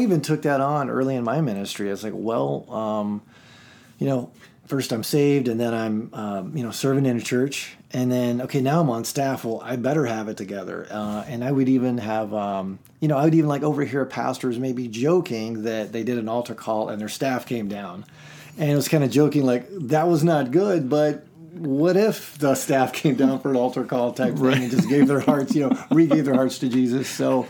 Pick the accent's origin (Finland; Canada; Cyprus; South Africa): Cyprus; Nicosia, Nicosia District; born there; So I grew up Church of Christ. I grew up on the mission field. I was born in Nicosia, Cyprus.